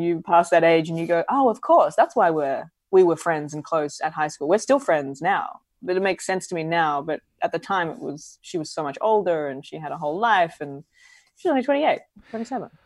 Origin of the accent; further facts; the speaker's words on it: Adelaide, South Australia, Australia; moved away as an adult; also born or lived in New York; I grew up in Adelaide in South Australia.